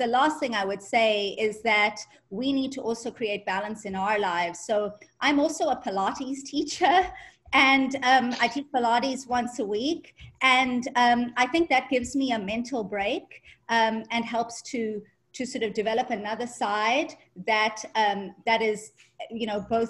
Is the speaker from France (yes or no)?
no; South Africa; moved away as an adult; also born or lived in Ireland; now in United States; I'm ethnically Indian, but I grew up in South Africa